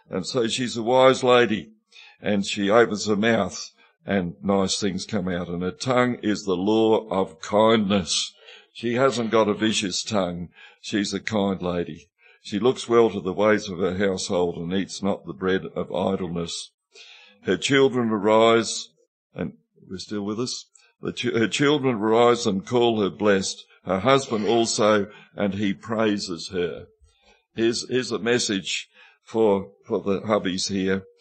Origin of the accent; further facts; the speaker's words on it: Mudamuckla, South Australia, Australia; When I first started preaching, it wasn't a problem because I was from Mudamuckla and I used to talk like this.